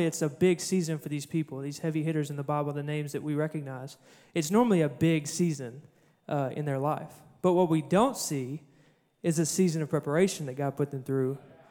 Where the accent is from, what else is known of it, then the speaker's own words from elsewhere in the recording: Cabot, Arkansas, United States; I'm from Cabot, where we don't farm